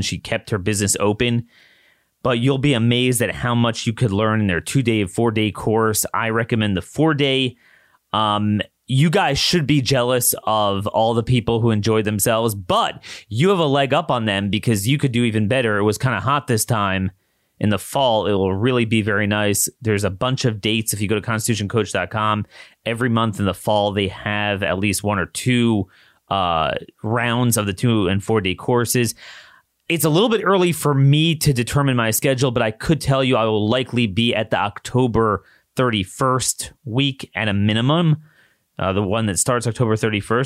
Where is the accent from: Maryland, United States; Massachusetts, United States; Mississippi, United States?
Maryland, United States; moved away; my home state, the University of Maryland system